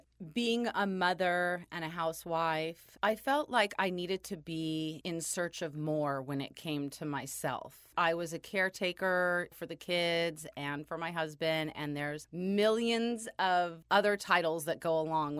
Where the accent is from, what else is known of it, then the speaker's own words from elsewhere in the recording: California, United States; born and raised in California.